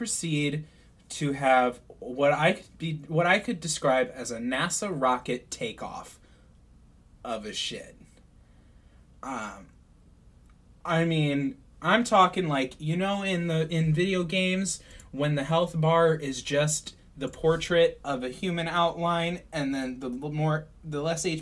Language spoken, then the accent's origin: English; St. Louis, Missouri, United States; I grew up in St. Louis